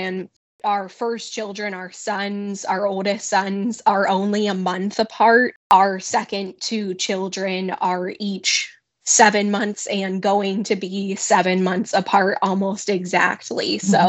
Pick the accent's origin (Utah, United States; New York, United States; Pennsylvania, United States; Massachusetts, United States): Pennsylvania, United States; near Grove City; moved away as an adult; now in Northeast Ohio, United States; my hometown is pretty close to Grove City.